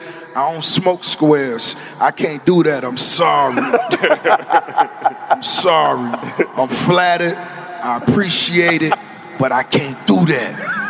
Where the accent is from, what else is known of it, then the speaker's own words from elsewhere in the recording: Miami, Florida, United States; But as far as the flavor and the style, growing up in Miami, it's always been universal.